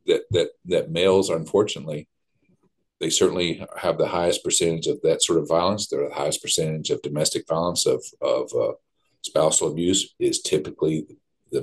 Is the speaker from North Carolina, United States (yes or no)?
no; Southeast Kentucky, United States; I was raised in Southeast Kentucky, and I'm a proud hillbilly